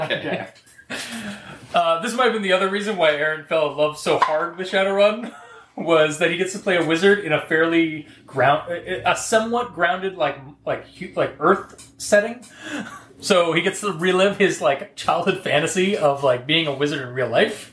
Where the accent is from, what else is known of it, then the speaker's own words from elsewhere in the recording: Canada; we're Canadian.